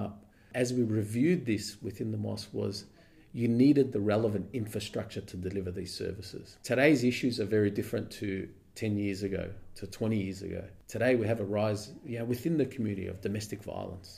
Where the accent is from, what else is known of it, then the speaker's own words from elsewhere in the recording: Preston, Victoria, Australia; also born or lived in Dubai; I've never moved out of Preston. I live in Preston. I was born in Preston, raised in Preston.